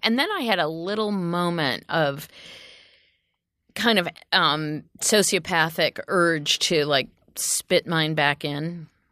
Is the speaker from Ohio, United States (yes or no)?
yes; Ohio, United States; moved away; I'm from Ohio